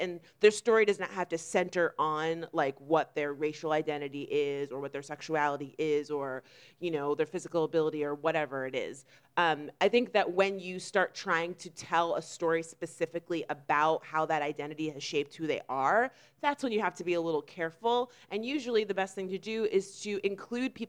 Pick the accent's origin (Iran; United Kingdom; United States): United States; Florida; we are actually both from Florida